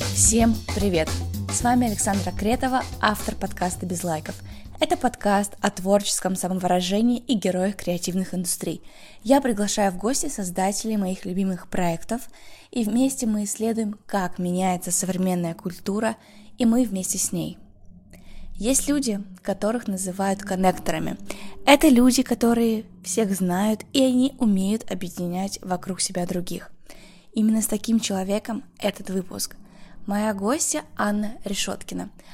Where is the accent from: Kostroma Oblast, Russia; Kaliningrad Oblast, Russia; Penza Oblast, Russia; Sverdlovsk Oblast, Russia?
Sverdlovsk Oblast, Russia; Yekaterinburg; also born or lived in Moscow / Netherlands; now in Saint Petersburg, Russia; Я родилась и выросла в Екатеринбурге, какое-то время жила в Москве, а еще был период, когда я училась в Голландии.